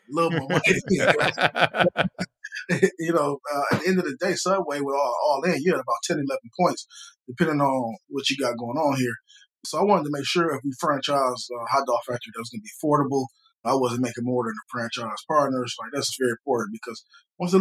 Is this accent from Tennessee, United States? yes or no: no; Detroit, Michigan, United States; moved away as an adult; now in Atlanta, United States; I'm from Detroit